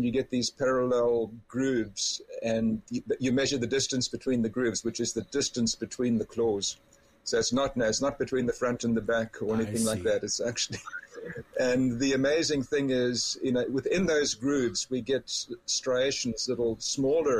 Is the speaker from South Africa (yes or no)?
yes; South Africa; now in Canada; I grew up in South Africa